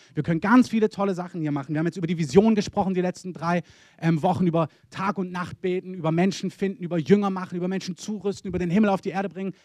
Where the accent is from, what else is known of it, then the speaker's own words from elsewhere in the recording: Swabia, Baden-Württemberg, Germany; also born or lived in Berlin; Als Schwabe